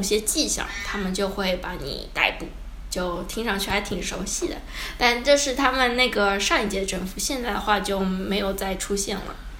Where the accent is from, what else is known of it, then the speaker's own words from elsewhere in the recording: China; moved away as an adult; also born or lived in Shanghai, China / United States; now in Ecuador; 我是中国人，然后去美国待过一小段时间